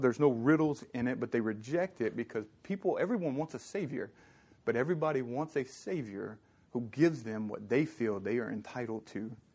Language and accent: English; Southern Louisiana, United States; now in California, United States; I'm from Southern Louisiana